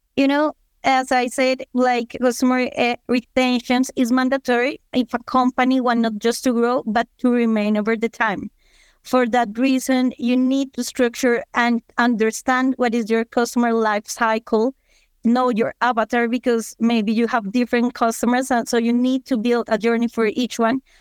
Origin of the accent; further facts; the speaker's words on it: Colombia; I'm from Colombia